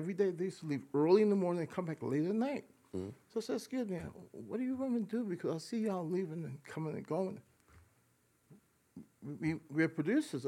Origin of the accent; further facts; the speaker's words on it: New York City, New York, United States; we grew up primarily in the Bronx